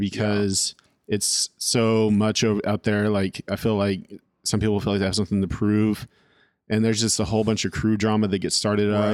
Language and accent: English; California, United States; moved away as an adult; also born or lived in Royal, Arkansas; now in Arkansas, United States; I'm from California